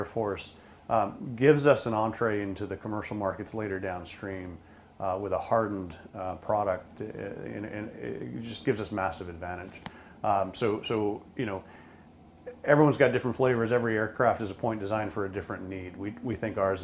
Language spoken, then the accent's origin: English; Pulaski, New York, United States; I was born in Pulaski, New York, really just right outside of Oswego